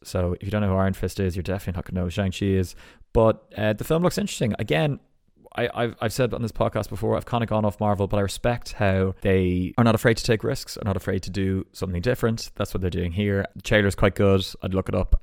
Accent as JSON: {"language": "English", "area": "Ballsbridge", "region": "Leinster", "country": "Ireland", "accent": "Ballsbridge twang", "said": "my accent"}